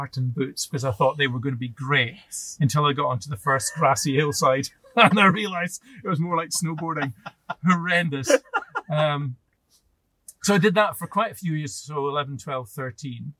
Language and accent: English; Dingwall, Scotland, United Kingdom; I was born and brought up in Dingwall.